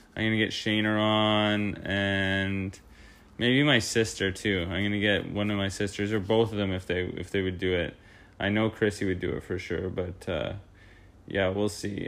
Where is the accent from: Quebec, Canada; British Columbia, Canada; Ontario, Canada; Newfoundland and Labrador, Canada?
Ontario, Canada; Peterborough; moved away; also born or lived in Canmore, Alberta; we're all from Peterborough